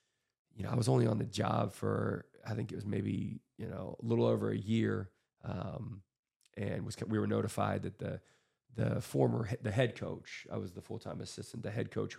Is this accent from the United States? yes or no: yes; Grove City, Pennsylvania, United States; also born or lived in Erie, Pennsylvania / Edinboro, Pennsylvania; And grew up, my childhood was Grove City, Pennsylvania. Incredible place to be raised. It's just an incredible community, a sports community, a loving community, a lot of phenomenal, just a lot of phenomenal people there.